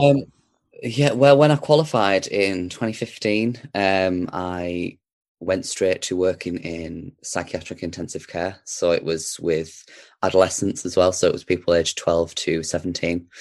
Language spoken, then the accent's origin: English; Darlington, North East England, United Kingdom; I was born in Darlington, so Darlington's always somewhere that we used to come back. It was sort of like the base, the hub, if you will. So, I did spend a lot of my time growing up in Darlington